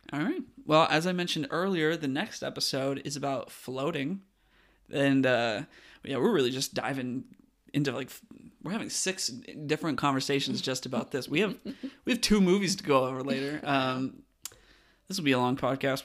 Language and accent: English; West Coast, United States; I'm from the West Coast